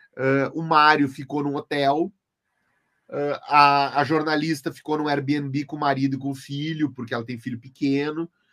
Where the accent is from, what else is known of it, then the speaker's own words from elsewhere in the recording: Santa Maria, Rio Grande do Sul, Brazil; eu sou de Santa Maria